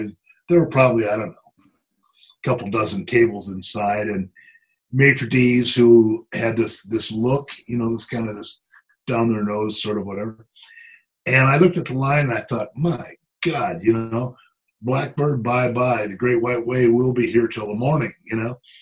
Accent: South Dakota, United States; moved away; I'm originally from South Dakota

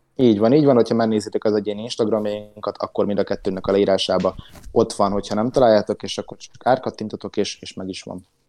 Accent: Hungary; a magyarok vagyunk

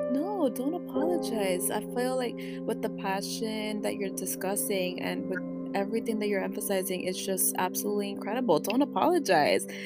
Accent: New York City, New York, United States; first language Spanish; English is a second language; I was born in Washington Heights, but being raised by my grandparents, I basically switched back and forth between Washington Heights and the Bronx.

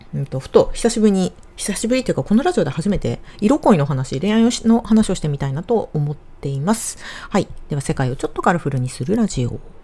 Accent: Hokkaido, Japan; moved away; 私の地元、あの北海道

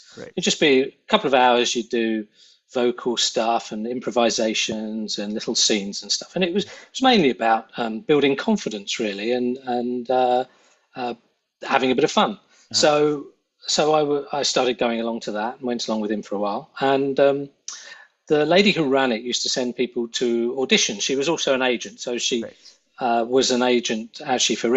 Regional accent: London, United Kingdom; accent: North London; I was pretty much from North London

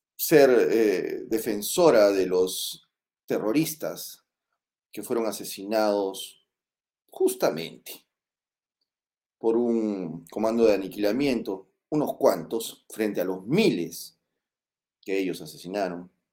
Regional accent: Moquegua, Peru; yo no nací en Puña, yo nací en Moquegua

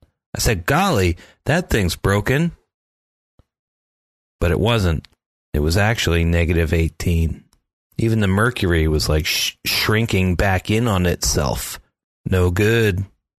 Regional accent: the Poconos, Pennsylvania, United States; I grew up in the Poconos

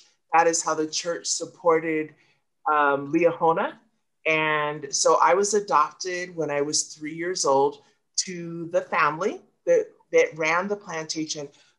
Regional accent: Tonga; I was born in Tonga.

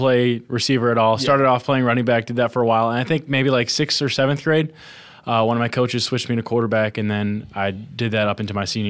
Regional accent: West Michigan, United States; So I grew up pretty heavily involved in the church. And, you know, Christianity is just something that's always been a part of my life. West Michigan, where I'm from, is a very, people call it a bubble just because it's like, everything's Christian and sheltered

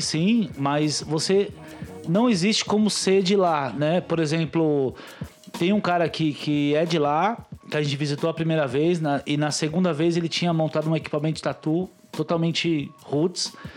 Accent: São Paulo, Brazil; eu sou de Itaquera

